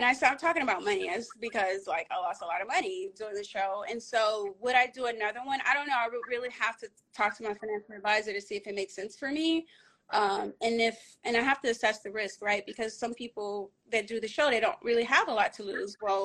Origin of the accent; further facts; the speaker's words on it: Lake Charles, Louisiana, United States; also born or lived in Caribbean; I grew up in Lake Charles, born and raised.